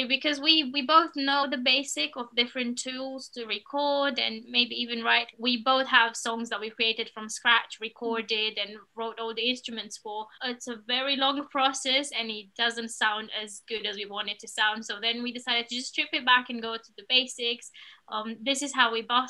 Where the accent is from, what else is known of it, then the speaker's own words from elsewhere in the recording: Romania; moved away as an adult; now in United Kingdom; we're originally from Romania, which is where we've spent most of our lives. 12 years we were in the same art school, and then we came to the UK